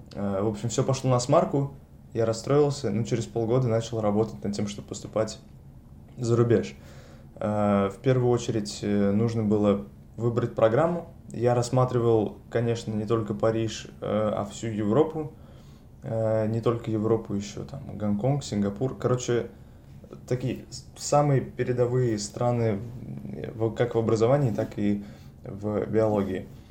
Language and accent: Russian; Saint Petersburg, Russia; moved away as an adult; now in Paris, France; я из Петербурга, родился и вырос в этом городе